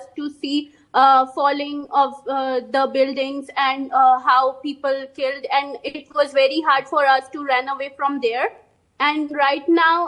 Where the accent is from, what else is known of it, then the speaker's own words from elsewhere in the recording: Delhi, India; moved away as an adult; now in Turkey; I'm from Delhi.